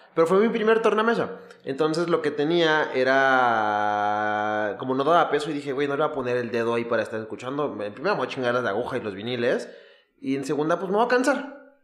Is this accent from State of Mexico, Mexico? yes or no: yes; Ecatepec, State of Mexico, Mexico; yo iba a la escuela en Aragón y obviamente me tocaban las fiestas verga de Musquis. Pero yo soy de Catepec.